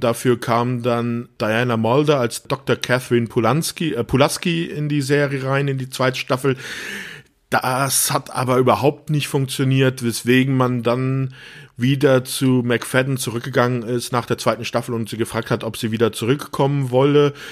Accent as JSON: {"language": "German", "region": "Rhineland-Palatinate", "country": "Germany", "tie": "born or raised there", "said": "ich bin ja auch in der Pfalz groß geworden"}